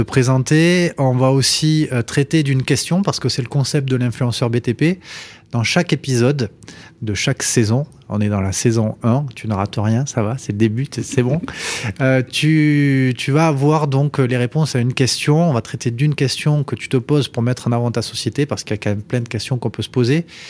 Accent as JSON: {"language": "French", "town": "Toulouse", "region": "Occitania", "country": "France", "said": "mon pays, de Toulouse."}